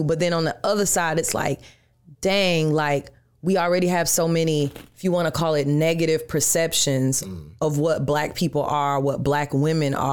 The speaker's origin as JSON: {"language": "English", "town": "Atlanta", "region": "Georgia", "country": "United States", "also_born_or_lived": "New York", "moved": "yes", "lives_now": "Orlando, United States", "said": "I'm from Atlanta. So when I go back home to Atlanta, everybody knows me."}